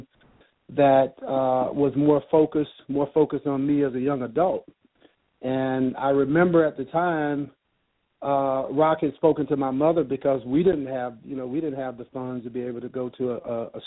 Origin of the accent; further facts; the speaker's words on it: Chicago, Illinois, United States; growing up in Chicago